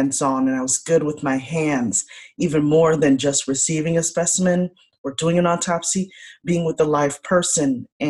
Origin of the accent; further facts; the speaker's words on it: Chicago, Illinois, United States; I am the eldest daughter, first generation born of Haitian immigrants here in the United States. I was born in Chicago